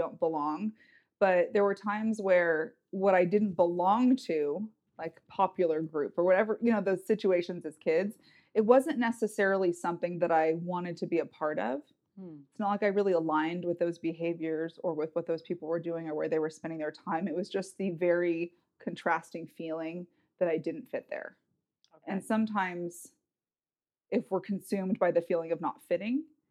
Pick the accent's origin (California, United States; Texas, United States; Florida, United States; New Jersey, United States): California, United States; Northern; also born or lived in Los Angeles, California; California kid. So I was born in Los Angeles, moved up to Northern California when I was about 7.